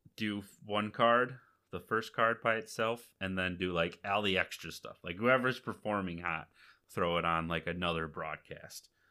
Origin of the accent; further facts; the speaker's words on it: Akron, Michigan, United States; I'm from Akron," and they haven't heard of my little tiny town